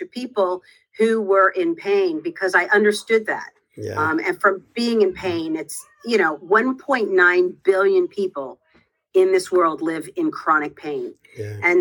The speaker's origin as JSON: {"language": "English", "region": "outside of New York City", "country": "United States", "tie": "born or raised there", "said": "I grew up outside of New York City."}